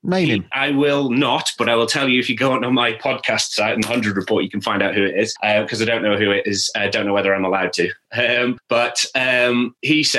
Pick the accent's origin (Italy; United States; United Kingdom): United Kingdom; Staffordshire, West Midlands; I'm from Staffordshire.